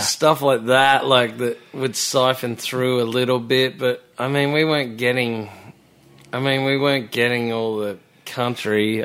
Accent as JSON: {"language": "English", "town": "Melbourne", "region": "Victoria", "country": "Australia", "tie": "born or raised there", "also_born_or_lived": "Byron Bay / Sydney", "moved": "as an adult", "said": "I was born in Melbourne"}